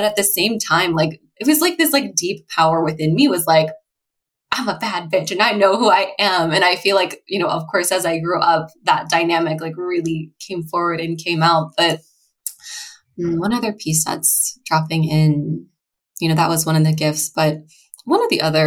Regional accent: Annapolis, Maryland, United States; I grew up in Annapolis, Maryland.

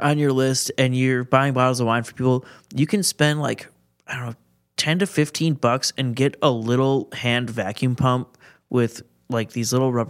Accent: Milwaukee, Wisconsin, United States; So, yeah, I'm from Milwaukee. I've lived here my whole life.

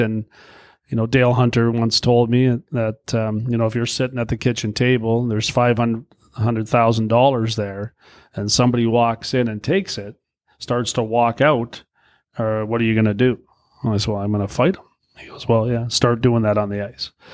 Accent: Brantford, Ontario, Canada; moved away; I grew up in Brantford, an hour from Toronto

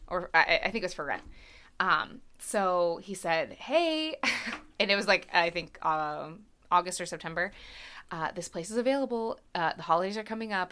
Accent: Hershey, Pennsylvania, United States; I grew up in Hershey and have ties to all over the town.

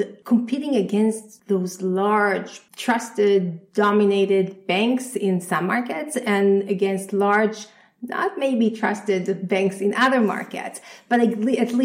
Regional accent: Israel; moved away; I'm originally from Israel

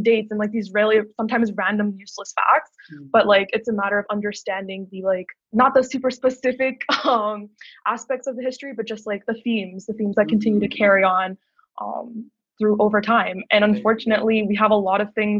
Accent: just outside of Baltimore, Maryland, United States; moved away as an adult; now in Toronto, Canada; I'm originally from the United States, so I grew up just outside of Baltimore

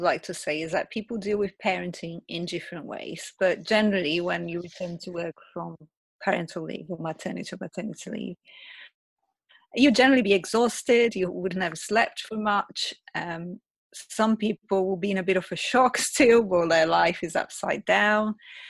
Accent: Brazil; English is a second language; I'm from Brazil originally. My mom came from Brazil to stay with my daughter for those 2 days.

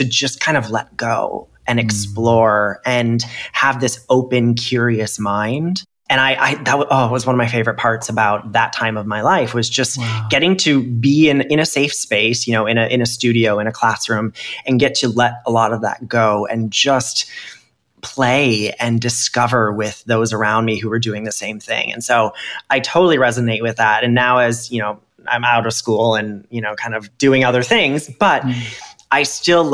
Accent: Minnesota, United States; moved away; as a kid, because I was raised as a boy, you know, I'm from Minnesota, so hockey

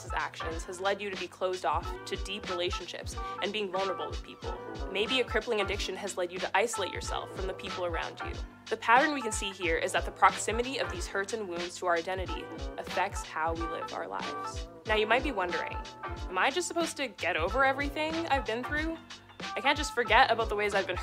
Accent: Red Deer, Alberta, Canada; now in Edmonton, Canada; I'm the girl from Red Deer

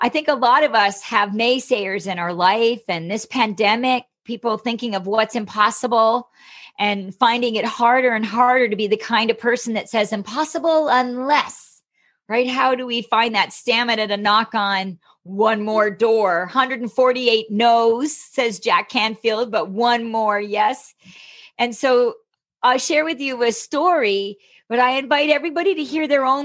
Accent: Canada; the kind of gal that's busted Uber into Canada as a Canadian

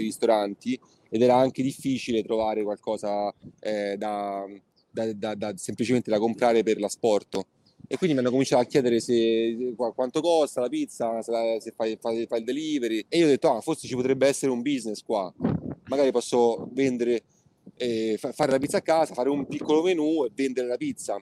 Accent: Rome, Lazio, Italy; moved away as an adult; now in New York, United States; di base sono cresciuto a Roma, quindi insomma i primi 18 anni di vita li ho fatti là, tutte le scuole

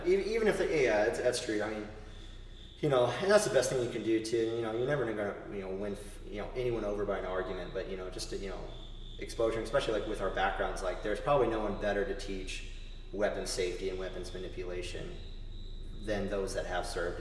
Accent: Northern Virginia, United States; moved away as an adult; also born or lived in Texas / Southern Arizona; I grew up in Northern Virginia

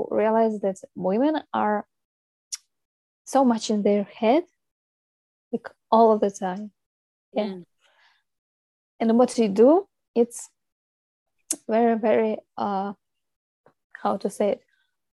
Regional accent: Russia; moved away; I come from Russia.

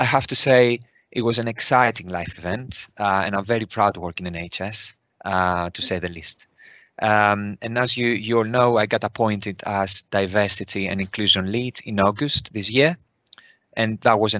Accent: Greece; moved away as an adult; now in United Kingdom; I was born in Greece, where I qualified as a nurse

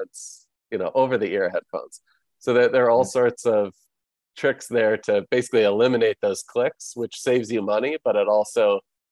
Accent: Chicago, Illinois, United States; moved away as an adult; now in Florida, United States; I grew up downtown Chicago. And my family still lives there

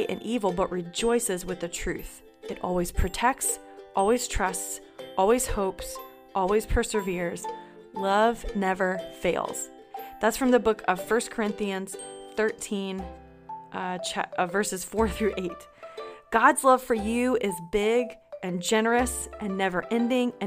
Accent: North Carolina, United States; now in Georgia, United States; I live in Georgia, but I grew up in North Carolina, so both feel like home to me

